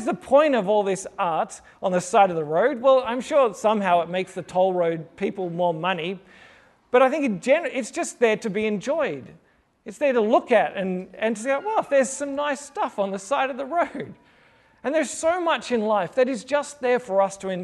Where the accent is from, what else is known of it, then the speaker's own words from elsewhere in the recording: Sydney, New South Wales, Australia; now in Melbourne, Australia; I am originally from Sydney